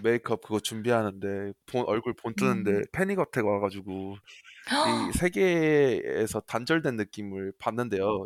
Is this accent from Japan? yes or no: no; Australia; also born or lived in South Korea; 저는 이제 호주에서 태어났는데 한국말이 유창할 수 있는 이유는 이제 어렸을 때 초등학교를 한국에서 다녔어요.